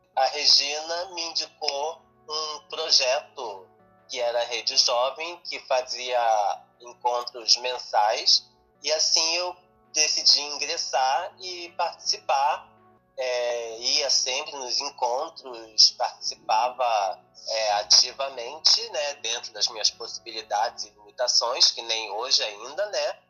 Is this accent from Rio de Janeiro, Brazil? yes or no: yes; Rio de Janeiro, Brazil; cidade do Rio de Janeiro, que é minha cidade natal